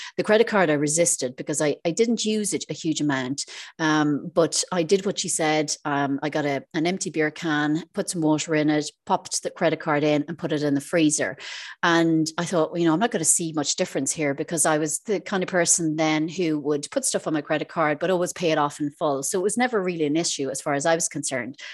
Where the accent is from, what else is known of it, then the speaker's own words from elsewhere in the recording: Ireland; moved away as an adult; now in Isle of Man; I'm originally from Ireland, um, but I'm living in the Isle of Man for the last six years